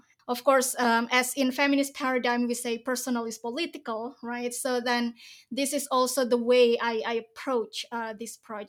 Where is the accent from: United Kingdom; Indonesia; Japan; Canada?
Indonesia; English is a second language; I come from a very religious family in Indonesia, so I grew up in Indonesian pesantren. I spent most of my youth time there